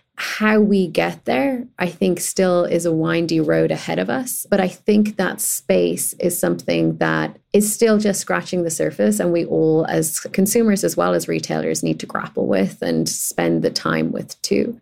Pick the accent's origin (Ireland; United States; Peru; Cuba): Ireland; as a gay kid growing up in Ireland